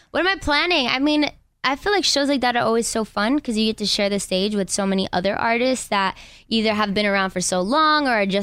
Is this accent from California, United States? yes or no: yes; Inglewood, California, United States; from Inglewood.